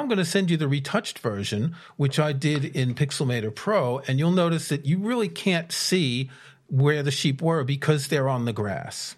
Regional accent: United States; now in United Kingdom; being an American in the U K

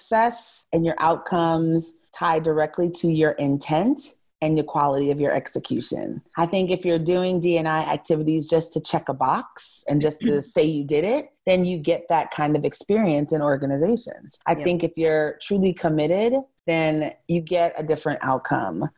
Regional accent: New York City, New York, United States; also born or lived in Los Angeles / Miami; now in Houston, United States; I grew up in New York City and I live in Houston, Texas

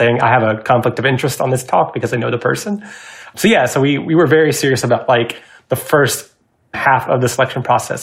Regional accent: Georgia, United States; now in Seattle, United States; I'm originally from Georgia, so when I moved to Seattle

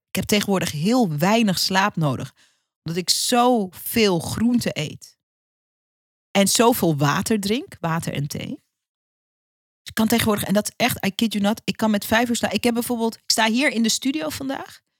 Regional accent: Suriname; de Caribische cultuur waar ik uitkom als Surinaamse.

